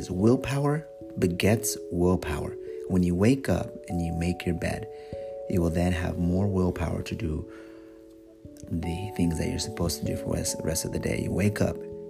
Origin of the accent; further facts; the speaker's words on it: United States; first language English; I am American. English is my one and only language.